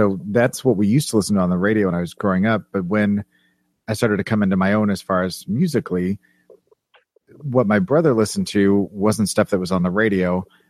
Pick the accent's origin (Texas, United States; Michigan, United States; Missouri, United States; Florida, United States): Missouri, United States; Kansas City; moved away as an adult; Yes, I'm from Kansas City, Missouri, born and raised. First 18 years of my life was spent there.